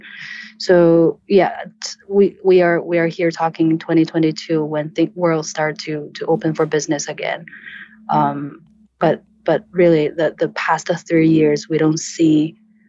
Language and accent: English; China; I'm born and raised in China